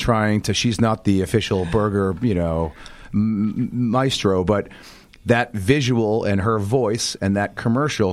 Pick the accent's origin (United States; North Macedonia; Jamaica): United States; Boston, Massachusetts; also born or lived in outside New York City; now in New York City area, United States; I'm a northeaster, born and raised, grew up right outside Boston